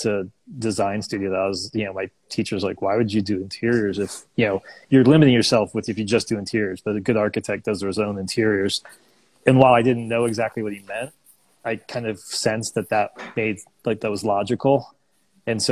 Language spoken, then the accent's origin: English; Orlando, Florida, United States; also born or lived in Fort Lauderdale, Florida; I was born in South Florida, you know, Fort Lauderdale, but my parents moved pretty early on